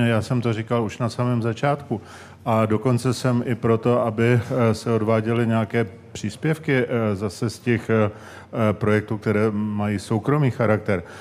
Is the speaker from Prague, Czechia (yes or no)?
yes; Prague, Czechia; já jsem ze Strašnic